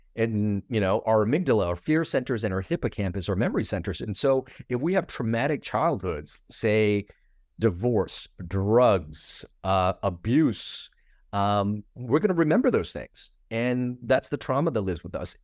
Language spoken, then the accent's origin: English; United States; my boat refugee story and kinda growing up in America